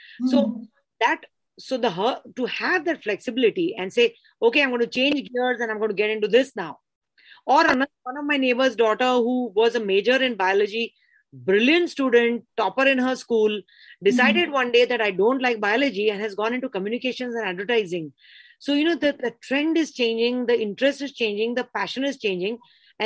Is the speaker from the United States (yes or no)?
no; Mumbai, Maharashtra, India; I grew up in Bombay